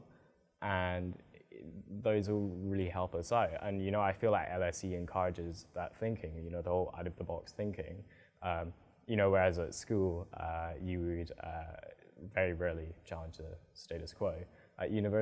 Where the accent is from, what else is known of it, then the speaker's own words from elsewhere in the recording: Edinburgh, Scotland, United Kingdom; moved away as an adult; now in London, United Kingdom; I'm from Edinburgh